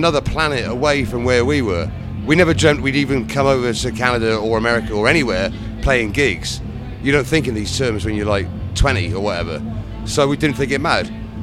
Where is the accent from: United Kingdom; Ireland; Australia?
United Kingdom; around Bath, South West England; we're from generally the southwest area of England, based around the city of Bath, down there